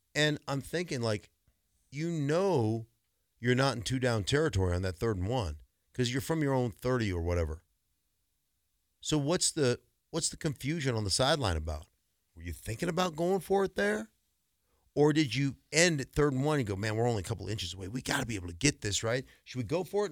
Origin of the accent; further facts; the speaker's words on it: Alaska, United States; moved away; I grew up in Alaska